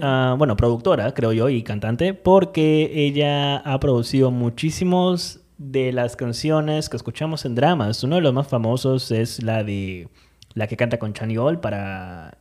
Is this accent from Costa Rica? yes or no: no; Peru; Estamos en Perú actualmente y pues nada, bueno, igual, por más que donde estemos, nuestro pasaporte sigue siendo peruano